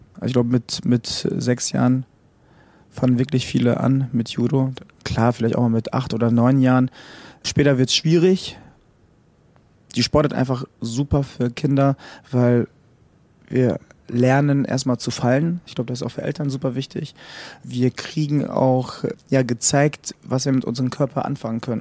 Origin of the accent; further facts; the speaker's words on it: Frankfurt, Hesse, Germany; Ich bin gebürtiger Frankfurter, also im Bezirk Frankfurt